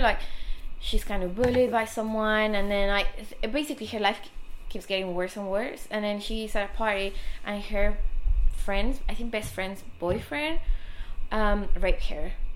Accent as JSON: {"language": "English", "region": "Mexico City", "country": "Mexico", "tie": "born or raised there", "said": "I grew up in Mexico City"}